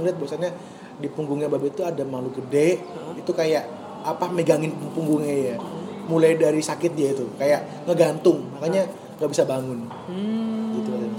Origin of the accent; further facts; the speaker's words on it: Surabaya, East Java, Indonesia; kita orang Surabaya